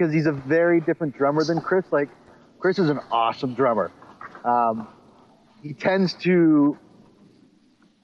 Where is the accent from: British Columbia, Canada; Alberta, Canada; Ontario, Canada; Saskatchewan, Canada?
Ontario, Canada; I grew up in Canada and in Ontario